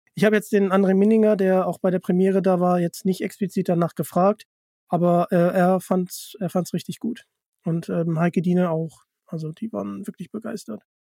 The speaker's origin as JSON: {"language": "German", "region": "Hamburg", "country": "Germany", "said": "ich komme ja aus Hamburg"}